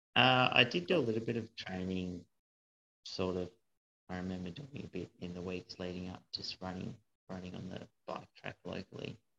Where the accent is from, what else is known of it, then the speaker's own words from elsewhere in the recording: Hobart, Tasmania, Australia; also born or lived in Brisbane / North Queensland; I grew up in Hobart